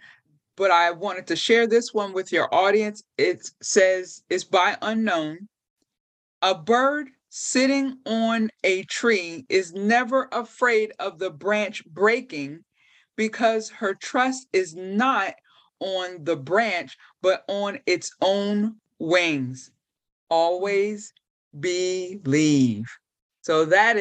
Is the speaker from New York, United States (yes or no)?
no; York, Pennsylvania, United States; I grew up in York, Pennsylvania